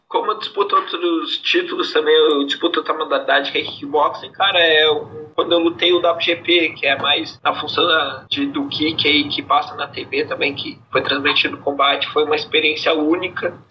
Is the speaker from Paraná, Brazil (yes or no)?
no; Pelotas, Rio Grande do Sul, Brazil; eu sou da cidade de Pelotas, eu sou do, do Rio Grande do Sul.